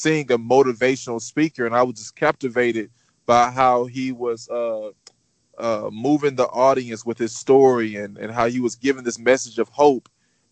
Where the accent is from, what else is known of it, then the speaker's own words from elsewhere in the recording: Houston, Texas, United States; I am born and raised in Houston, Texas.